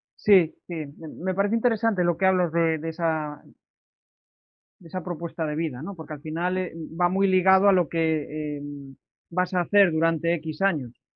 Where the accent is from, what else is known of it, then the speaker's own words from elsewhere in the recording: Galicia, Spain; como buen gallego